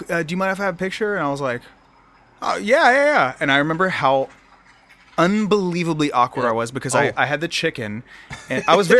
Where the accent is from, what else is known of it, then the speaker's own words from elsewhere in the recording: Pickerington, Ohio, United States; moved away; my hometown of Pickerington.